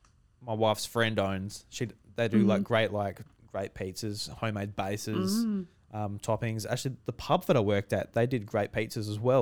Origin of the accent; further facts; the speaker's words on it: Australia; As an Australian boy who loves my KFC, I'm like, come on, boy.